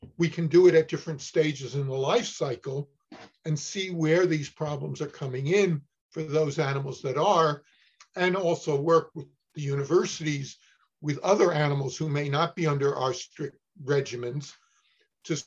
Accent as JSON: {"language": "English", "town": "Newark", "region": "New Jersey", "country": "United States", "tie": "born or raised there", "also_born_or_lived": "Cornell (Ithaca, New York)", "moved": "as an adult", "said": "I grew up in Newark, New Jersey"}